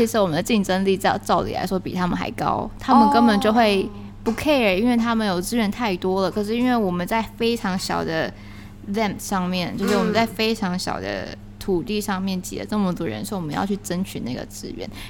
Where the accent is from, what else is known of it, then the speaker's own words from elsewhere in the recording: Taiwan; accent: Taiwanese; 对，或者我的就是台湾的口音很重，或者是他们听会就是要再问我一次我在说什么。